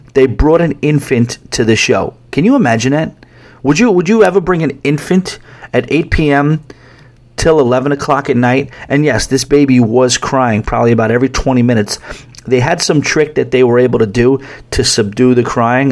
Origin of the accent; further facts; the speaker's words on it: New York, United States; I'm a New Yorker